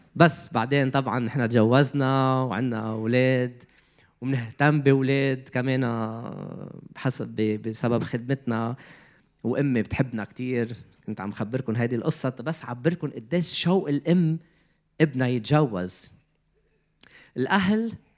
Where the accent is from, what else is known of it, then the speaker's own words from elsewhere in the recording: Lebanon; moved away as an adult; also born or lived in Canada; بدي فل من لبنان